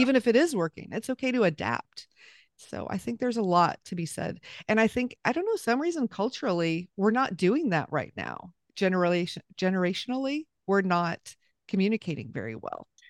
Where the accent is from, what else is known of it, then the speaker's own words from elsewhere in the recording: Southern California, United States; moved away as an adult; we lived back in California, where I was raised in Southern California